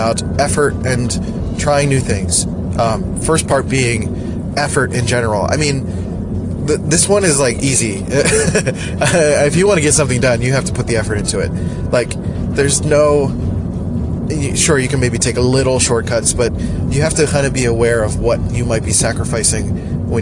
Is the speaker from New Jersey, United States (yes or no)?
no; Philadelphia, Pennsylvania, United States; Philly, my hometown